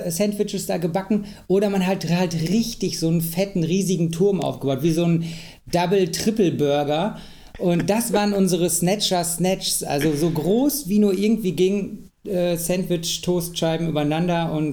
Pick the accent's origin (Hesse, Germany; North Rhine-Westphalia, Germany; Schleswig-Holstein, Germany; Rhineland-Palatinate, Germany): North Rhine-Westphalia, Germany; Ibbenbüren; now in Münster, Germany; Äh, ja, wir kommen, also ursprünglich kommen wir aus Ibbenbüren, das ist schon richtig, aber äh, bald haben doch alle dann das kleine Städtchen verlassen